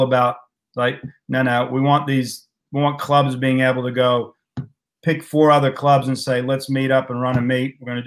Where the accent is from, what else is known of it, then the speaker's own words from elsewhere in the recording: United States; moved away as an adult; now in Australia; growing up in the States, you know, I went through high school and college racing